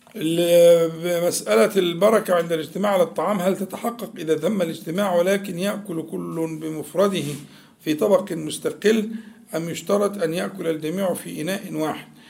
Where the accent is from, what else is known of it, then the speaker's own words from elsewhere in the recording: Egypt; احنا كمصريين يعني عندنا عبد المنعم ده اسمه مشهور جداً